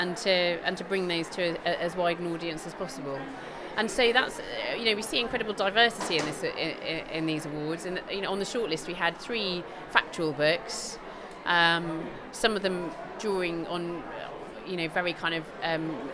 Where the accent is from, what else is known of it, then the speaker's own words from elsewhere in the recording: Bristol, South West England, United Kingdom; I'm Bristolian.